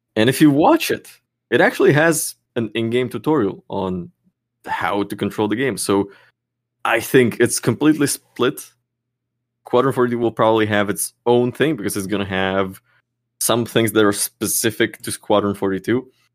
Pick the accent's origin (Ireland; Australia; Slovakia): Slovakia; now in Czech Republic; I'm from Slovakia, which is two hours drive over the border